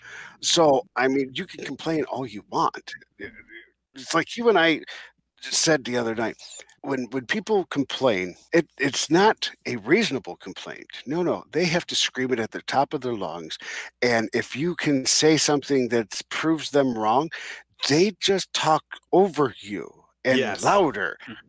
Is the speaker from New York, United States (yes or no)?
no; New Jersey, United States; Are you from Jersey? I'm from Jersey.